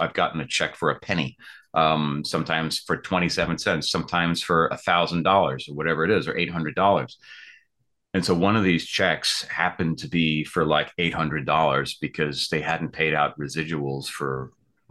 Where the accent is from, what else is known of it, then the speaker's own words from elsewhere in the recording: New York, United States; moved away as an adult; now in Los Angeles, United States; I'm from New York originally. I moved out here in 2010 to Los Angeles, where I'm based currently.